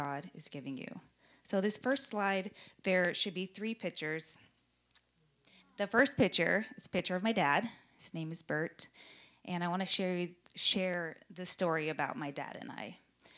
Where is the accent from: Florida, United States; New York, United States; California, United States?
California, United States; Glendale; we grew up in Glendale, California